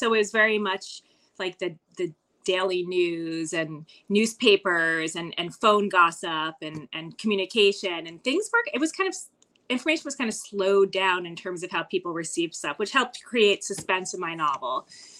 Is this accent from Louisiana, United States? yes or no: no; New Jersey, United States; it's a 5,000 person town, and it in New Jersey, and it is a fictionalized version and anagram of my hometown.